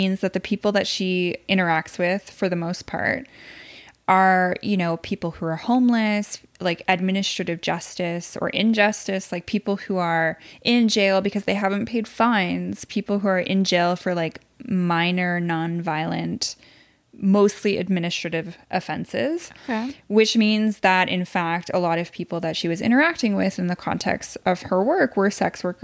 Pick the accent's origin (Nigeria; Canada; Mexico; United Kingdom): Canada; Quebec City, Quebec; now in Ottawa, Canada; I'm from Quebec City.